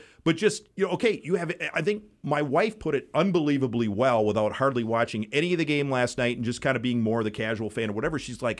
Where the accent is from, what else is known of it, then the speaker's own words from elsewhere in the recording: Wisconsin, United States; I grew up in Wisconsin.